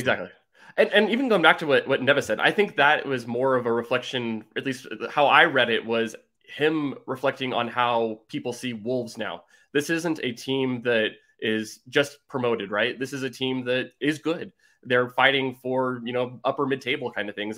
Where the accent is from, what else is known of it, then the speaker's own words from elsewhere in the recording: San Francisco Bay Area, California, United States; I'm originally from the San Francisco Bay Area